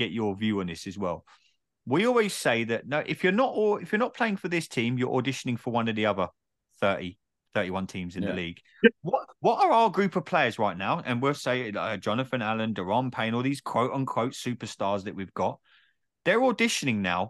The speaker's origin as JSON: {"language": "English", "region": "England", "country": "United Kingdom", "said": "I'm just an English dude with a microphone"}